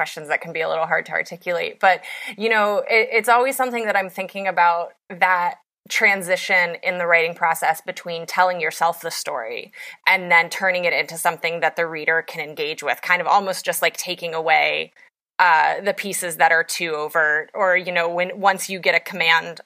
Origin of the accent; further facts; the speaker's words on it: West Virginia, United States; I come from Appalachia and I write a lot about Appalachia and West Virginia specifically, which is my home state.